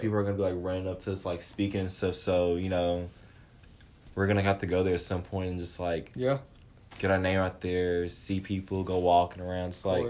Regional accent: Clinton, Mississippi, United States; moved away as an adult; now in Starkville, United States; So I'm from Clinton, Mississippi, and it's about 2.5 hours away from Starkville

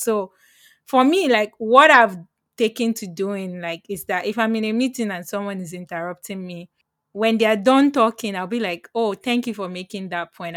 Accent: Lagos, Nigeria; moved away; I'm from Lagos

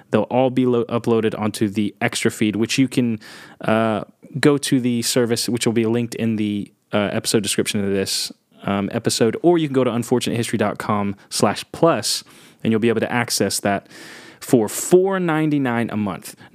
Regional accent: England, United Kingdom; I'm English.

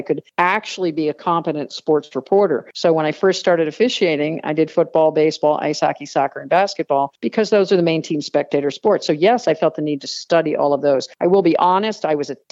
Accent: New Jersey, United States; moved away as an adult; also born or lived in Georgia / Rochester, New York / Phoenix, Arizona / Bristol, Connecticut; I grew up in New Jersey, outside of New York City.

